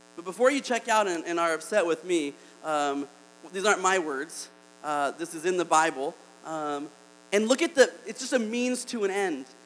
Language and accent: English; Alabama, United States; I'm from Alabama